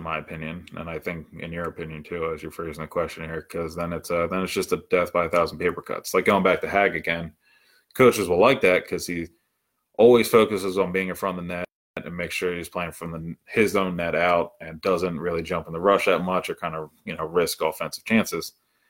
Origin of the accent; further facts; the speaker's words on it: Maryland, United States; I grew up in Maryland